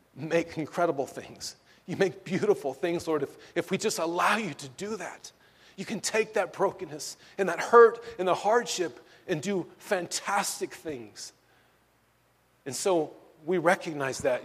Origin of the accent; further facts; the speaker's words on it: Southern California, United States; I'm born and raised in Southern California.